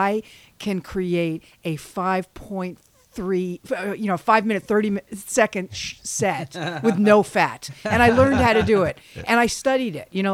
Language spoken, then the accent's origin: English; Westchester, New York City, United States; I grew up in New York City. Until I was five, and then Westchester, and then we moved back when I was in junior high.